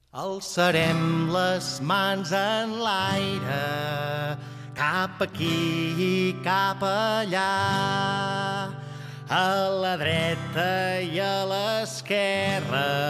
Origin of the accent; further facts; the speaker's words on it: Constantí, Catalonia, Spain; jo sóc de Constantí